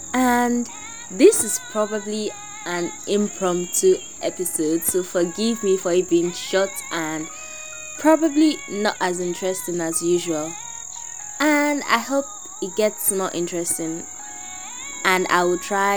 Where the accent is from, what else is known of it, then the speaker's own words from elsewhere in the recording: Nigeria; I'm a Nigerian. I was born Nigerian, bred.